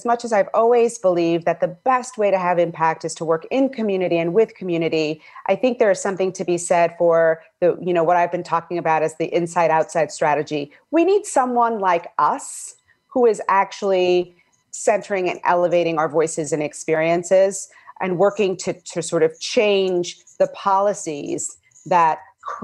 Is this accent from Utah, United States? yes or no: no; New York City, New York, United States; I was born and raised in Bed-Stuy